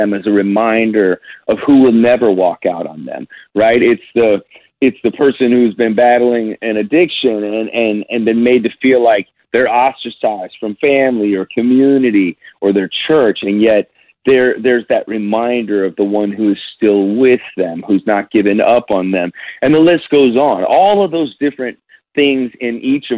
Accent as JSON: {"language": "English", "town": "Chicago", "region": "Illinois", "country": "United States", "tie": "born or raised there", "moved": "yes", "lives_now": "Nashville, United States", "said": "since I've left Chicago, where I grew up and lived in Nashville"}